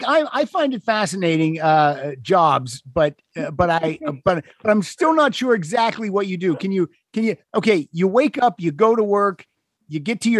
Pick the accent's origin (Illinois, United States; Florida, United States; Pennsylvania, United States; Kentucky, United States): Pennsylvania, United States; You live in Ohio. I grew up in Pennsylvania.